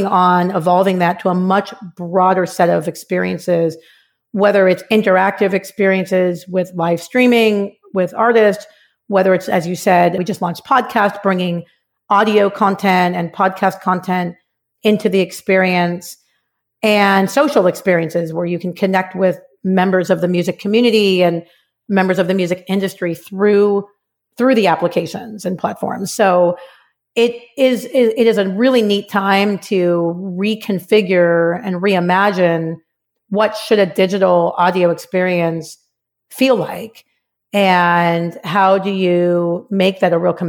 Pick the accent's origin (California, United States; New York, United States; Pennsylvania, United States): California, United States; Los Angeles; I'm actually a Valley girl, grew up in the San Fernando Valley in LA.